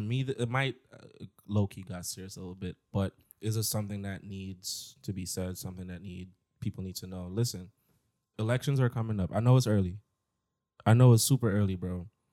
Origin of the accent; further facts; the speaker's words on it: New York, United States; I'm from New York